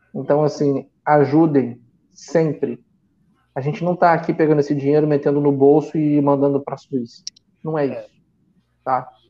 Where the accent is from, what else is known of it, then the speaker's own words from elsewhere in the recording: Rio de Janeiro, Brazil; Eu nasci e cresci em Copacabana